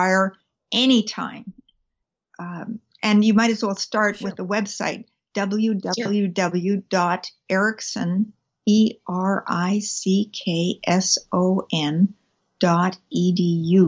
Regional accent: British Columbia, Canada; I'm a British Columbian, a Canadian by background. Mm-hmm. I was born here, and I have lived here all my life

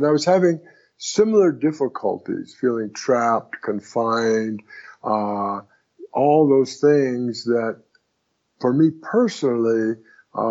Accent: Southern California, United States; also born or lived in Brooklyn, New York; I was born in Brooklyn, New York. But before I was a year old, my parents moved out to Los Angeles, and I was raised in Southern California

